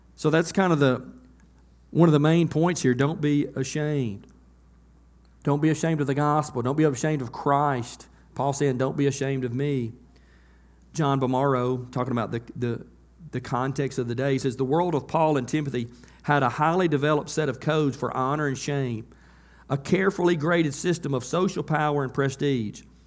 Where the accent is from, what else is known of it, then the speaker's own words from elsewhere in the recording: United States; I grew up on Beaver Road, right up here in S Curve